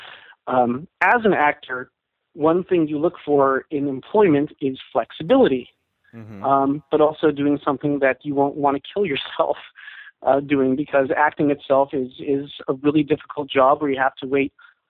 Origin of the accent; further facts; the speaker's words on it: Seattle and San Francisco, West Coast, United States; moved away as an adult; also born or lived in Scotland; now in New York, United States; I grew up on the West Coast in Seattle and San Francisco